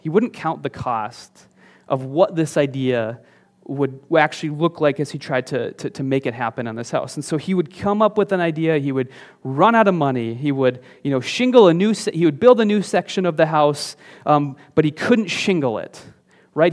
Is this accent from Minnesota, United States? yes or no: yes; northern Minnesota, United States; moved away; there was a house on the outskirts of my hometown. It's up in, in northern Minnesota, um, just kind of a s, a small town out there